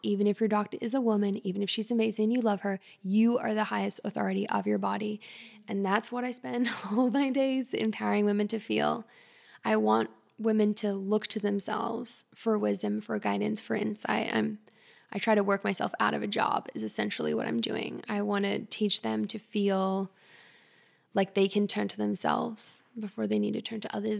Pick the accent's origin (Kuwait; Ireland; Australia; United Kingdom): Australia; moved away; I'm also Australian Canadian. I grew up in Australia